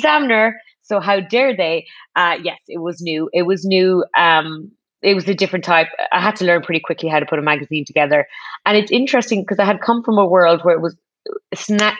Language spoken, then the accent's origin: English; Ireland; as an Irish person